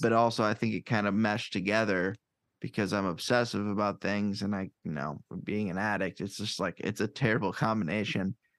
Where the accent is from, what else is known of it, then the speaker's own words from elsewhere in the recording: Davenport, Iowa, United States; also born or lived in Chicago area / Cedar Falls, Iowa; Iowa is home. I'm born and raised here